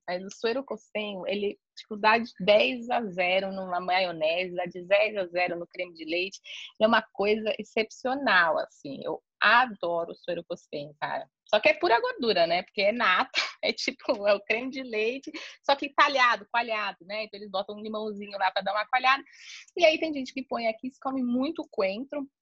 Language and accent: Portuguese; São Paulo, Brazil; moved away as an adult; now in Cartagena, Colombia; eu sou brasileira, né? Eu sou de São Paulo.